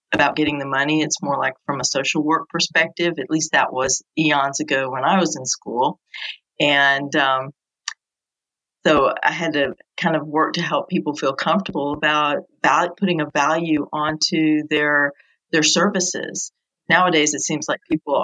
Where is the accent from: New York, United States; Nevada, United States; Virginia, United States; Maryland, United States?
New York, United States; now in South Carolina, United States; originally I'm from New York, but I've lived down in this area for 30 years now